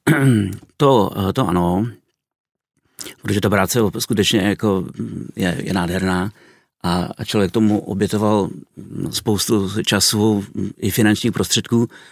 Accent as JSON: {"language": "Czech", "country": "Czechia", "tie": "born or raised there", "also_born_or_lived": "Kazakhstan", "first_language": "Czech", "said": "ve své rodné zemi, kde může používat svým, svůj mateřský jazyk"}